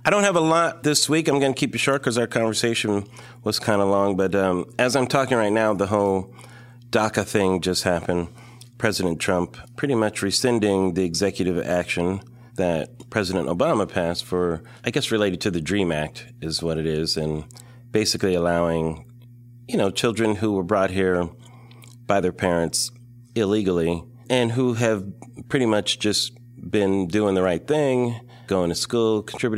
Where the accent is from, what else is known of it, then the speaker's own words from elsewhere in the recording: California, United States; I'm from California